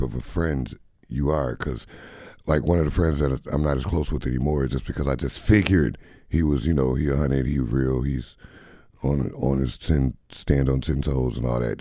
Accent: Beloit, Wisconsin, United States; now in Madison, United States; I'm, I'm in Madison, but I'm from Beloit

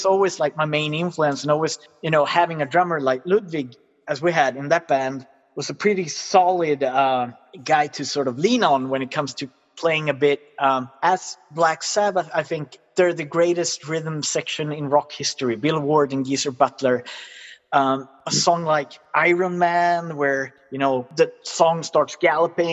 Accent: Sweden; English is a second language; also born or lived in United States; I'm very British for being a Swede who has lived in the US

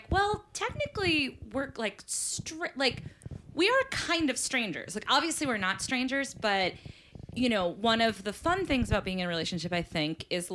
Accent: Massachusetts, United States; I'm from Massachusetts

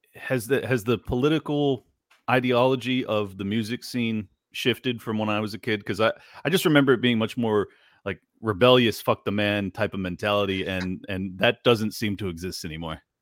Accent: San Diego, California, United States; I grew up in San Diego, California

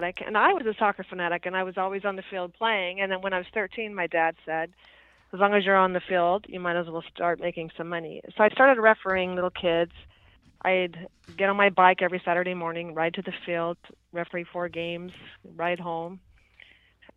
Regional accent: La Mesa, California, United States; I was born in La Mesa, in a suburb of San Diego

